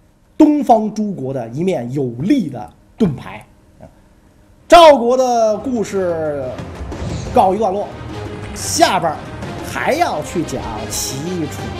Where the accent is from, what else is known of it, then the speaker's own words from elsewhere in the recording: China; 拜托，是日本人穿着我们中国人的服装好不好？